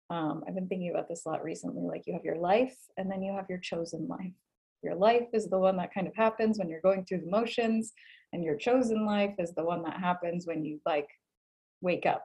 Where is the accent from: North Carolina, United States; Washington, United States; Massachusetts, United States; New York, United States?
Massachusetts, United States; Boston; moved away; I am originally from Boston.